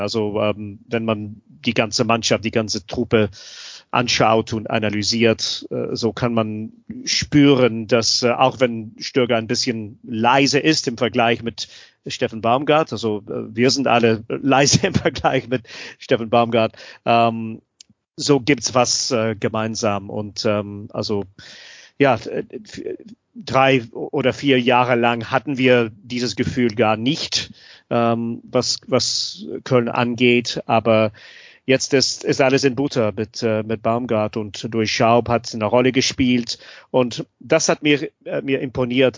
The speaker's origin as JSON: {"language": "German", "region": "Scotland", "country": "United Kingdom", "second_language": "German", "moved": "yes", "said": "ich bin Schotte"}